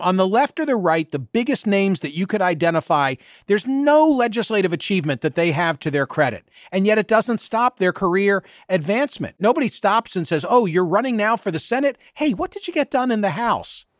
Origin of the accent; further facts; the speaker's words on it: Bucks County, Pennsylvania, United States; the county in which I was born and raised lost more on September eleven than any other Pennsylvania county, because that county, Bucks County